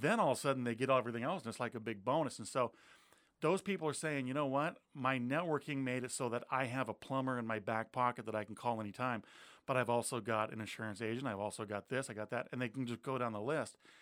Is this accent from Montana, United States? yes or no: yes; Montana, United States; moved away as an adult; now in Pierce County, Washington, United States; I grew up in Montana, um, came out here with a United States Air Force